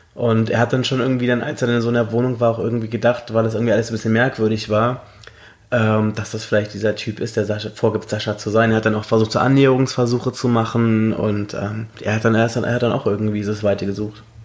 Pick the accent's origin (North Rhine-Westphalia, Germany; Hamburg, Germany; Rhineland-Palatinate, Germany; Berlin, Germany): Berlin, Germany; ich bin aus Deutschland. Und woher? Berlin